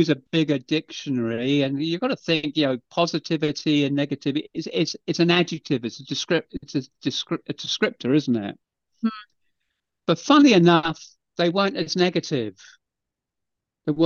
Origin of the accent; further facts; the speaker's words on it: England, United Kingdom; I'm just English, so I've done it in English